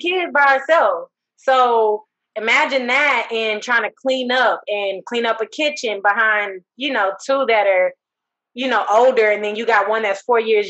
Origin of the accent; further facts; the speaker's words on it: Texas, United States; also born or lived in Houston, Texas / Dallas, Texas; I was born in Jefferson Davis Hospital. Grew up in Heim Clark, right there on Trail Lake